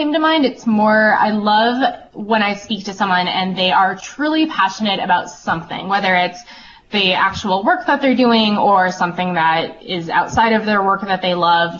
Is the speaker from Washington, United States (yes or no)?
no; North Andover, Massachusetts, United States; moved away as an adult; now in Vermont, United States; I was a kid growing up in Massachusetts